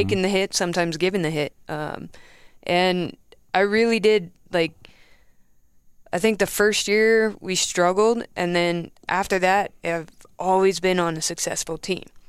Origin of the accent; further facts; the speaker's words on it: near Los Angeles, California, United States; moved away; I'm from California, um, roundabout near L